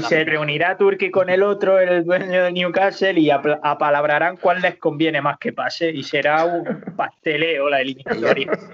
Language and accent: Spanish; Almería, Andalusia, Spain; Yo me siento muy almeriense, muy andaluz, pero también tengo mis raíces murcianas